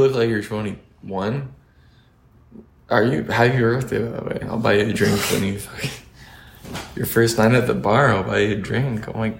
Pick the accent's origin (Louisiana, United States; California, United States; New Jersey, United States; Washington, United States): California, United States; Santa Monica; I was born in Santa Monica.